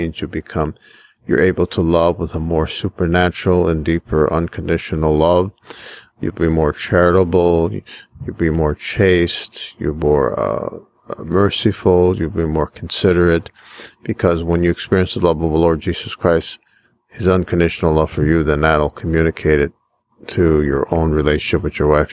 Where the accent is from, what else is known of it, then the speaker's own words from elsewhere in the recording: United States; I'm just an American priest